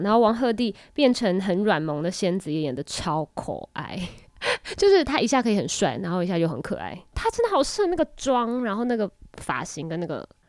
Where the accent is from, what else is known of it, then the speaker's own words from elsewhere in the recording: Taiwan; accent: Taiwanese accent; 习惯于像我们这种不是正统普通话的腔调，就是我们这种台湾腔